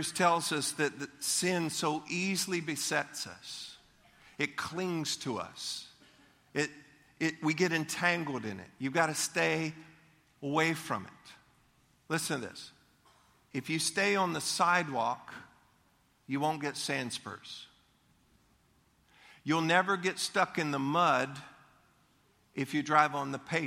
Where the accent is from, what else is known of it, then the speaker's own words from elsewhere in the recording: Leesburg, Florida, United States; I grew up in Leesburg. Leesburg was a wonderful place to grow up. And we went to the Lake County Fair in Eustace